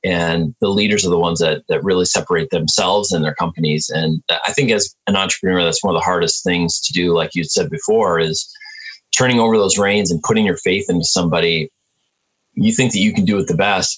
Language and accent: English; Milwaukee, Wisconsin, United States; also born or lived in Detroit, Michigan; I'm from Milwaukee, so we have Summerfest